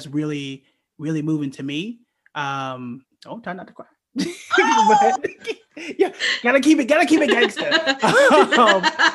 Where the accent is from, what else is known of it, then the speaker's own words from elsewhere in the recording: Oklahoma, United States; moved away as an adult; I'm from Oklahoma